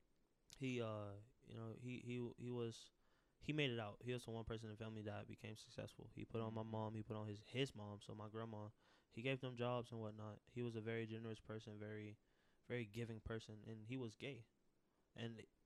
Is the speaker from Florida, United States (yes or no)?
yes; Tampa, Florida, United States; a child growing up in Tampa, West Tampa, with nothing